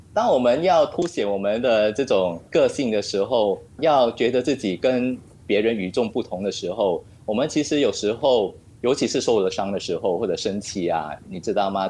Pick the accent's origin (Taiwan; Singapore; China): Singapore; also born or lived in France; 新加坡也是一块小土嘛，哦。然后古生土长嘛